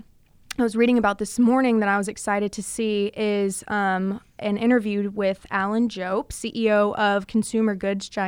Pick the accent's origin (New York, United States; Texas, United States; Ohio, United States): Texas, United States; it's Texas, it's my home state